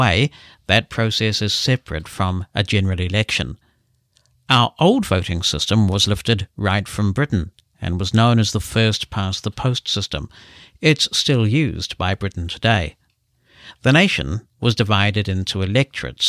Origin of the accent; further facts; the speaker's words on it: New Zealand; As a New Zealander